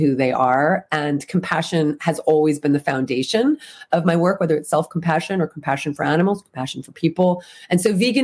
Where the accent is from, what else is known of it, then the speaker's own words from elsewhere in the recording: New Jersey, United States; moved away as an adult; now in California, United States; So I grew up in the East Coast, grew up in New Jersey, and I've been in California 24, 25 years.